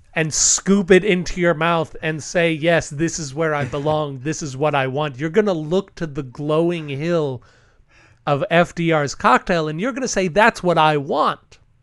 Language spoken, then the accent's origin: English; Texas, United States; I'm from Texas